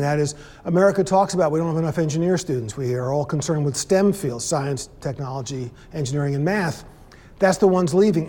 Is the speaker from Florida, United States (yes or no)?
no; New York City, New York, United States; growing up in New York City